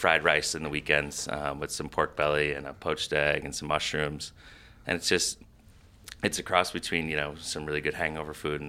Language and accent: English; Iowa, United States; also born or lived in Boston; So we grilled a lot in the summers growing up in Iowa as well as Boston